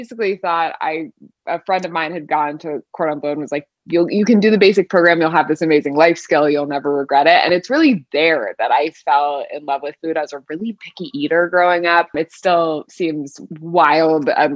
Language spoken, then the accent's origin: English; Southern California, United States; also born or lived in Paris; now in New York, United States; I live in New York, but born and raised in Southern California